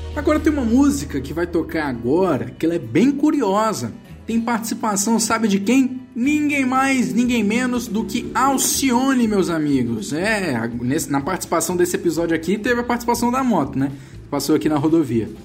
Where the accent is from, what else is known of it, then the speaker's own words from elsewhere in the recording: Vitória, Espírito Santo, Brazil; Eu moro no Espírito Santo, sou aqui de Vitória